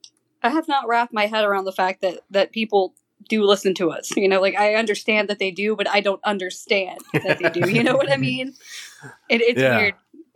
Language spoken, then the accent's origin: English; Mississippi, United States; We're like nerds from Mississippi